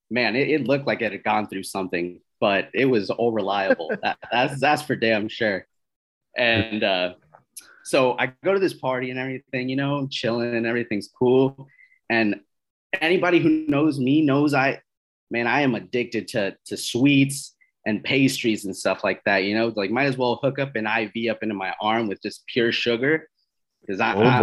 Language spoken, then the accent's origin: English; East Coast, United States; moved away as an adult; now in Southern California, United States; I'm originally from the East Coast.